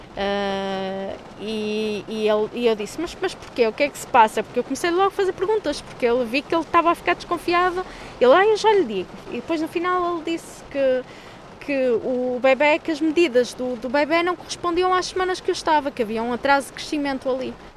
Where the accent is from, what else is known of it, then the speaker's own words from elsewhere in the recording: Porto, Norte, Portugal; sou do Porto e trabalho na área da comunicação